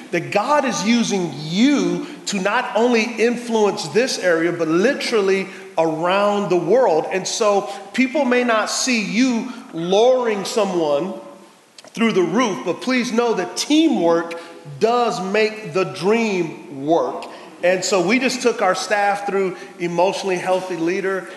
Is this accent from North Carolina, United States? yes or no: no; San Antonio, Texas, United States; I'm from San Antonio, Texas